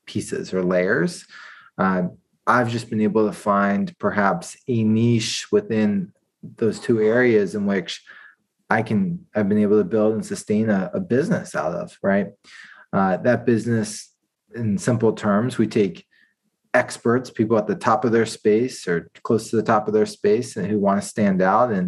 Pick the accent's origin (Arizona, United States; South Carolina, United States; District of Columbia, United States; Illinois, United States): District of Columbia, United States; Washington; moved away as an adult; also born or lived in Georgia, United States; now in San Francisco, United States; I'm from Washington, D.C. area